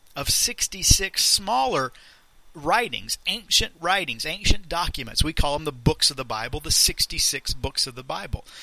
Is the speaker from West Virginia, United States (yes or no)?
no; Leesburg, Florida, United States; I was born in Central Florida, in Leesburg, to my parents